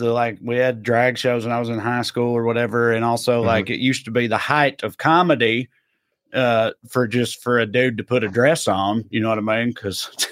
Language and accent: English; eastern Middle Tennessee, United States; I was on the eastern part of Middle Tennessee